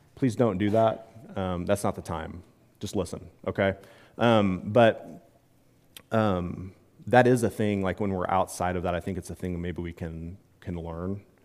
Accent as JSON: {"language": "English", "region": "Midwest", "country": "United States", "said": "I'm from the Midwest"}